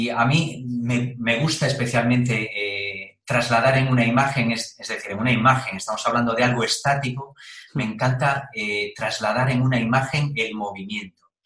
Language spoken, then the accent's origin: Spanish; Galicia, Spain; now in Madrid, Spain; yo que soy gallego aquí